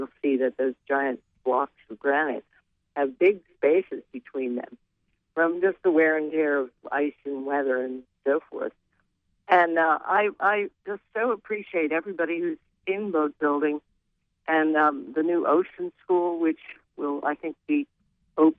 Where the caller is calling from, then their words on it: Rockland, Maine, United States; I'm calling from Rockland Harbor